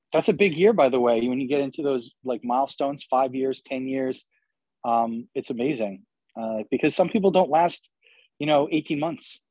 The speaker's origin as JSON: {"language": "English", "region": "New York", "country": "United States", "moved": "yes", "said": "I'm originally from New York, so I, I talk fast"}